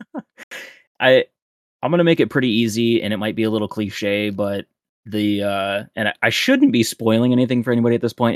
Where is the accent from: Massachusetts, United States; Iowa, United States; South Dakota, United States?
South Dakota, United States; now in Peoria, United States; my hometown Target back in South Dakota in the middle of nowhere